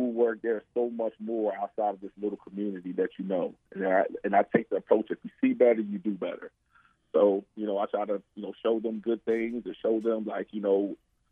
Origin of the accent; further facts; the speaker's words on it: Baltimore, Maryland, United States; Growing up in Baltimore, you know, especially growing up, the time we grew, you know, crack and drugs and everything was real prevalent